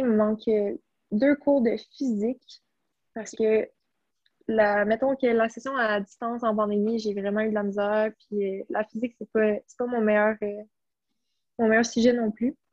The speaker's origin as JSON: {"language": "French", "town": "Blainville", "region": "Quebec", "country": "Canada", "tie": "born or raised there"}